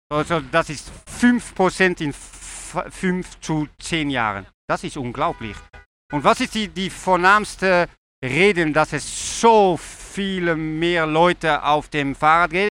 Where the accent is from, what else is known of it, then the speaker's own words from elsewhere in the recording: Netherlands; German is a second language; ich komme aus Holland